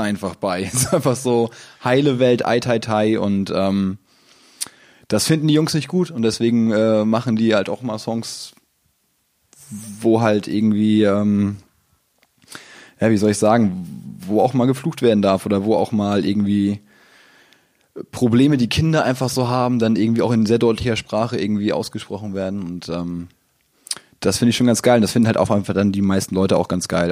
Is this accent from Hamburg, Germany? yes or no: yes; Hamburg, Germany; Ich komme aus Hamburg